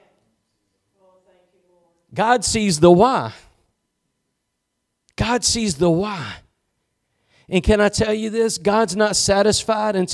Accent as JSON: {"language": "English", "region": "East Texas", "country": "United States", "said": "I'm just from East Texas"}